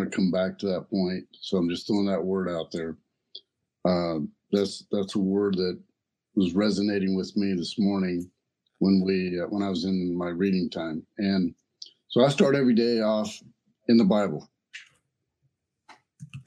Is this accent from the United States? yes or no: yes; the South, United States; I grew up in the South.